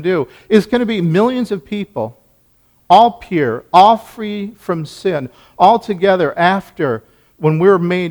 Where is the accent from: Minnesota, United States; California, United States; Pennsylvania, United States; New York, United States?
Minnesota, United States; I was born in Minnesota, finished family, went to a Lutheran church